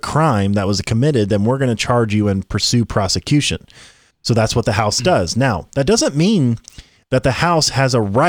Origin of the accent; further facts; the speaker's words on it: Tennessee, United States; Okay. I'm from Tennessee, by the way.